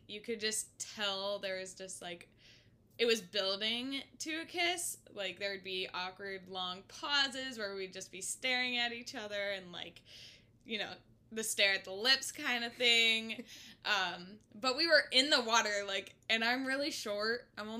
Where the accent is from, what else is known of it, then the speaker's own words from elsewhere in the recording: Boston, Massachusetts, United States; I am from Boston, Massachusetts, here visiting Kelsey in Mississippi